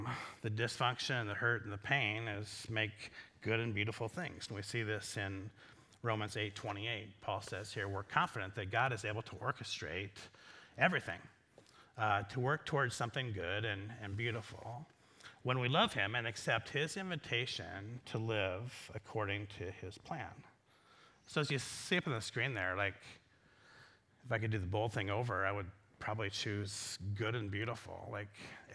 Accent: Iowa, United States; I'm from Iowa

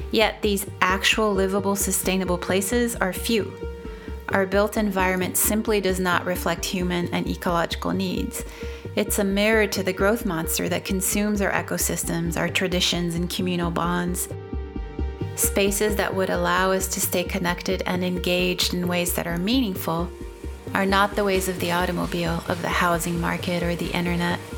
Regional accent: São Paulo, Brazil; moved away as an adult; now in Portland, United States; I'm from I'm from Brazil. I immigrated Brazil. Oh, yeah. 15 years ago. Yeah, What part? São Paulo.

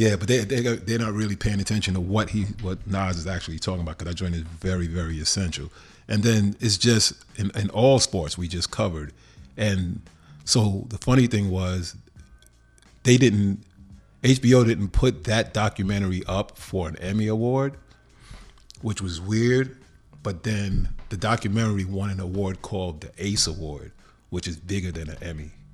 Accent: New York, United States; moved away as an adult; now in Los Angeles, United States; I'm always a New Yorker a thousand percent, even though I've lived in L A fifteen years now. But growing up in New York

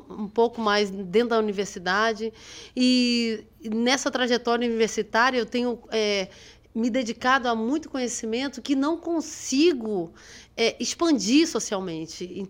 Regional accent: Maranhão, Brazil; born there; also born or lived in Rio de Janeiro; now in Lauro de Freitas, Brazil; Tive uma passagem no Rio de Janeiro de 14 anos, por isso tem um sotaque assim meio tão, mas é, nasci, nasci no Maranhão

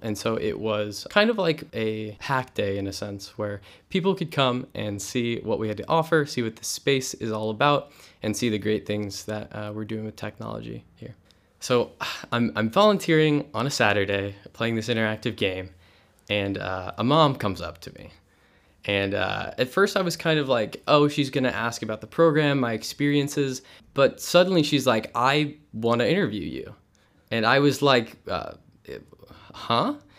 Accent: Hillsboro, Missouri, United States; I'm from Hillsboro, Missouri

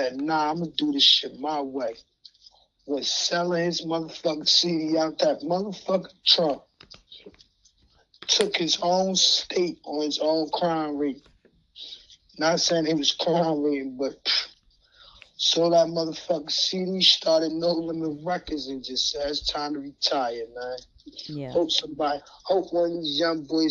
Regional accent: New Jersey, United States; Jersey is my home state.

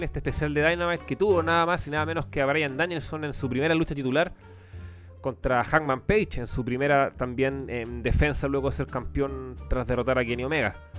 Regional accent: Chile; como chileno

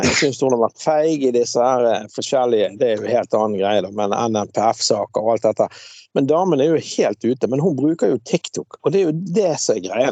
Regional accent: Bergen, Vestland, Norway; da jeg vokste opp på Laksvåg

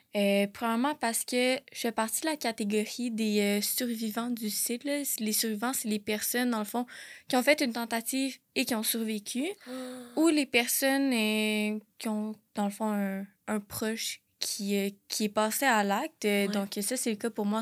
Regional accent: Laval, Quebec, Canada; moved away as an adult; also born or lived in South Shore of Montreal; now in Quebec City, Canada; j'ai grandi à Laval et sur la rive sud de Montréal.

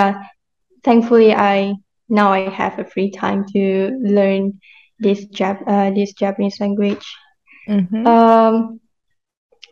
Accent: Malaysia; also born or lived in Kedah; I'm from Malaysia. I live in Kedah, which is the northwest part of Malaysia.

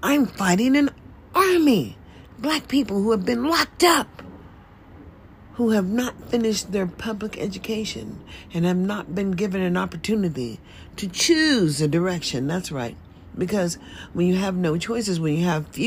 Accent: United States; Living in America, as I was born as an American

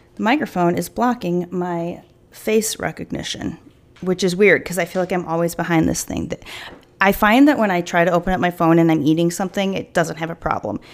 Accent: United States; as an American

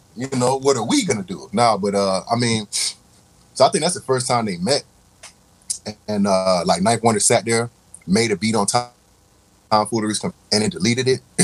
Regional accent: Raleigh, North Carolina, United States; moved away; I say North Carolina, and everybody, oh, you from the country, right? Like, all right, I'm from Raleigh

